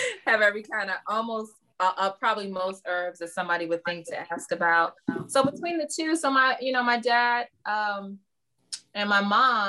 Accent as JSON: {"language": "English", "town": "Baltimore", "region": "Maryland", "country": "United States", "tie": "born or raised there", "said": "I'm born and raised in Baltimore, but my family has a lot of Southern roots"}